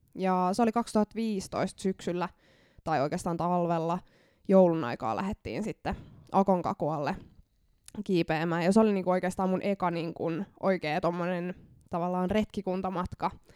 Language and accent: Finnish; Lahti, Päijät-Häme, Finland; mä oon lahtelainen